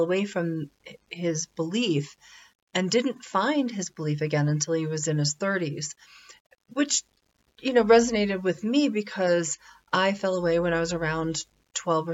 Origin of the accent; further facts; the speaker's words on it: New Hampshire, United States; moved away; I grew up in New Hampshire, and it's a great little state